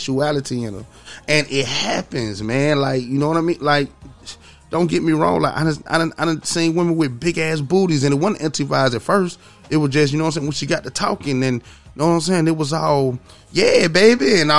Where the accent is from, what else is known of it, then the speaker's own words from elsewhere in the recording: the South, United States; I'm from the South